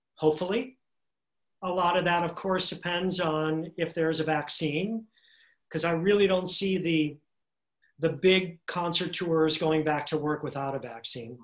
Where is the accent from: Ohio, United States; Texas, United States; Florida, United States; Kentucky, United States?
Ohio, United States; Cleveland; moved away as an adult; now in New York City, United States; I moved here to New York City when I was 22 from my hometown, Cleveland, Ohio